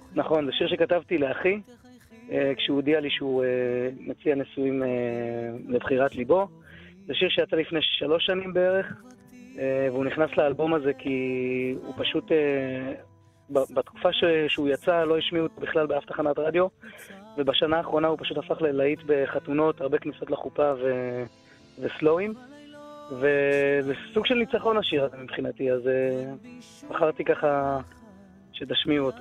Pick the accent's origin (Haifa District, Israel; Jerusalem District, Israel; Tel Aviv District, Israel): Jerusalem District, Israel; Jerusalem; כן, גדלתי בירושלים, נולדתי בירושלים